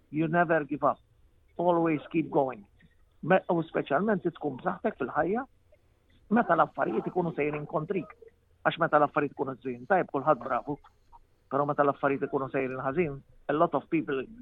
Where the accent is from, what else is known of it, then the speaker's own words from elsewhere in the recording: Floriana, Malta; moved away as an adult; also born or lived in Australia; Minn mindu konzert tifel il-Furjana